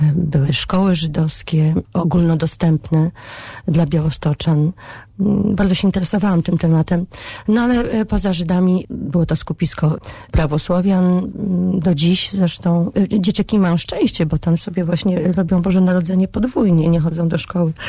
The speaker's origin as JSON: {"language": "Polish", "town": "Białystok", "region": "Podlaskie Voivodeship", "country": "Poland", "tie": "born or raised there", "also_born_or_lived": "Warsaw", "said": "moje dorastanie w Białymstoku przypadło na fajny czas dla tego miasta"}